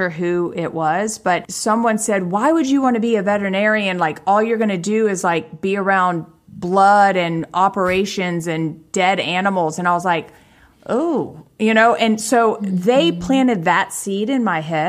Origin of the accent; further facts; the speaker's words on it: South Carolina, United States; moved away as an adult; also born or lived in Charleston, South Carolina; now in Los Angeles, United States; I grew up in South Carolina, in Charleston, South Carolina. But then when my mom and dad divorced, we moved away about 2 hours away to a tiny town of like 5,000 people.